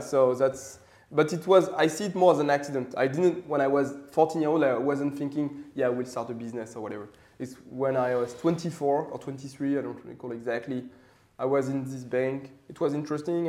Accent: Paris, Île-de-France, France; I grew up in Paris, so uh, quite classical for a French guy.

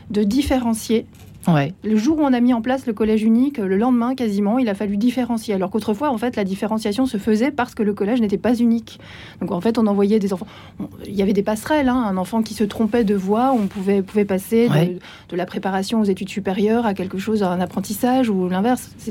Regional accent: Switzerland; Moi, j'ai une autre nationalité. Hein, je suis suissesse aussi.

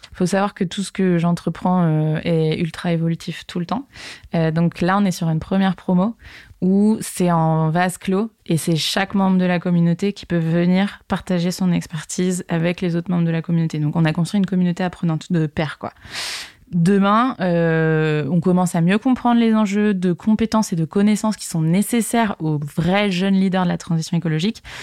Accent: Segré, Pays de la Loire, France; moved away as an adult; also born or lived in Paris; je suis originaire de Segré, une petite ville dans le Maine-et-Loire, à côté d'Angers

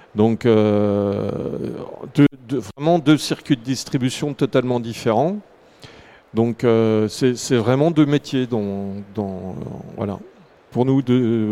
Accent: Jura, Bourgogne-Franche-Comté, France; je suis originaire du Jura

